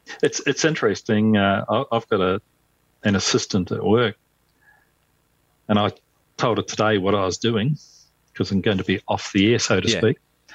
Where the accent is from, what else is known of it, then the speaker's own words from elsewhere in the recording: New Zealand; growing up in New Zealand